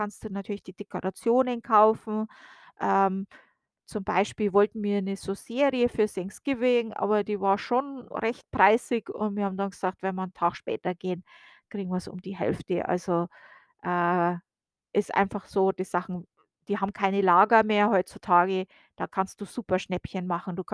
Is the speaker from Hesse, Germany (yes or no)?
no; Bavaria, Germany; now in United States; wir kennen den Winter aus Deutschland, also ich komme aus der Oberpfalz und äh, das wird auch Sibirien Deutschlands genannt äh, und das nicht ohne Grund.